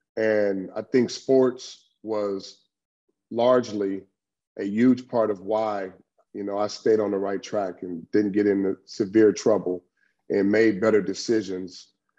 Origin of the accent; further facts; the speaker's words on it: Long Beach, California, United States; Long Beach Poly is the Mecca, man. And, you know, coming from a diverse city, and going to Long Beach Poly